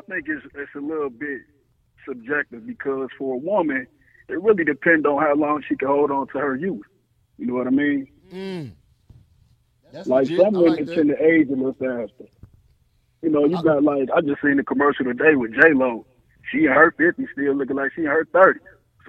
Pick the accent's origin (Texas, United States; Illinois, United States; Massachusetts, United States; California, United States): Massachusetts, United States; Boston; also born or lived in Holly Hill, South Carolina; I'm from Boston, Mass, man. The East Coast supporting you, bro.